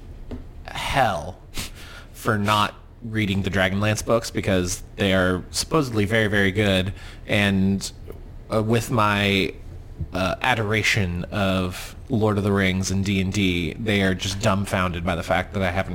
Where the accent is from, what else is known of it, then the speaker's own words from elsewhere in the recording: United States; We're American.